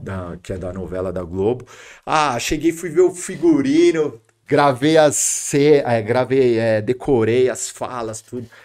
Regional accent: Santo André, São Paulo, Brazil; eu nasci na Palmares aqui, em Santo André uhum. ali, São Caetano, nasci, mas ali na Palmares.

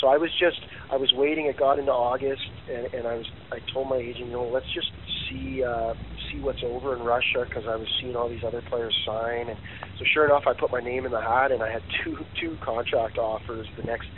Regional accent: Canada; being a Canadian and living over there

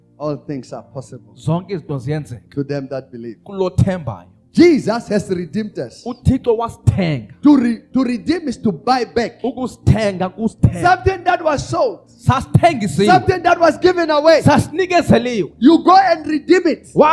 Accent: South Africa; also born or lived in Pretoria; I'm a South African

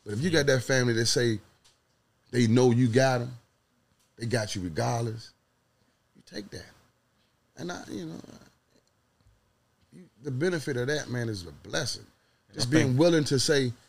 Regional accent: Carolina, United States; my hometown, Carolina.

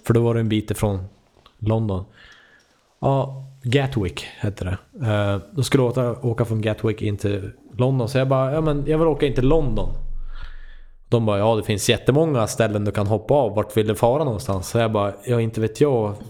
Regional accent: Sweden; jag är från Sverige

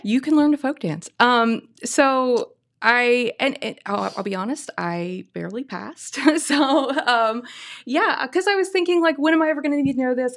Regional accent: Oak Hill, Ohio, United States; now in Gallipolis, United States; I come from Oak Hill, but currently I live in Galpolis

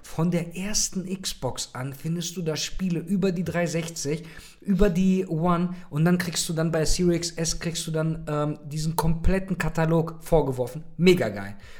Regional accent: Germany; hier bei uns in Deutschland

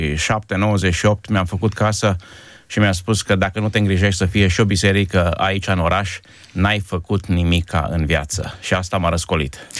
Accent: Timișoara, Timiș County, Romania; moved away as an adult; also born or lived in Izvin; now in Krems, Austria; la origine sunt de la Izvin, o aruncătoră de piatră de Timișoara. Am, am făcut școala și m-am format ca om în Timișoara

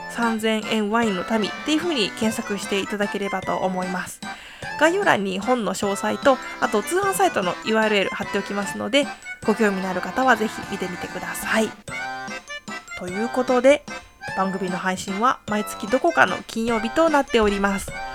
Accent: Hiroshima, Japan; 私のふるさとの広島県

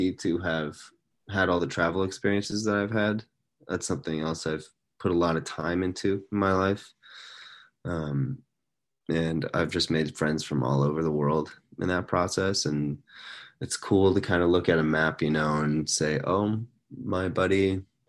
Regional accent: Seattle, Washington, United States; moved away as an adult; also born or lived in China; now in Portland, United States; I was born in Seattle and went to elementary, middle school, high school in Seattle

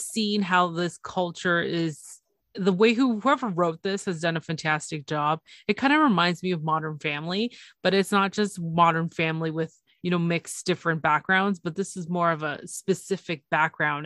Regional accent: Toronto, Ontario, Canada; it's Toronto. It's my it's my hometown.

